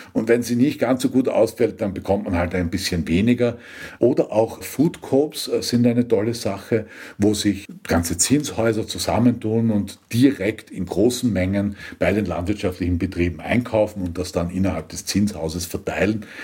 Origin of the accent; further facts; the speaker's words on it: Austria; bei uns in Österreich